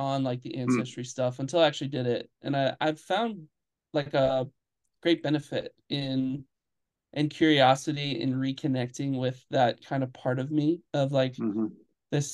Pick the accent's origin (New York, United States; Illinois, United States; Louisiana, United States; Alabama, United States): Illinois, United States; Chicago; When I grew up in Chicago, there's a large Polish population